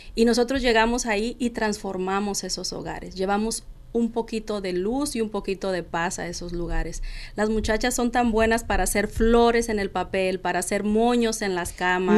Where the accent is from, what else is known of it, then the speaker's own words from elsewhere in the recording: Mexico; soy mexicana, tengo dos hijos